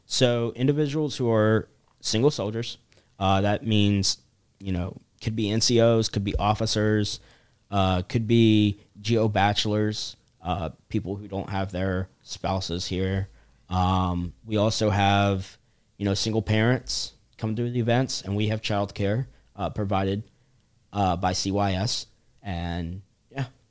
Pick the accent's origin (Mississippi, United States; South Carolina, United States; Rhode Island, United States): South Carolina, United States; Charleston; I'm from Charleston, South Carolina